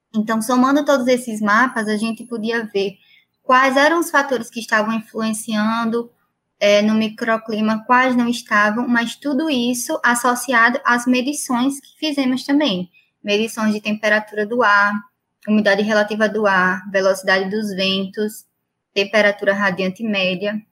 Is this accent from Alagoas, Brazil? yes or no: yes; Maceió, Alagoas, Brazil; moved away; also born or lived in Brasília / São Paulo; eu sou de Maceió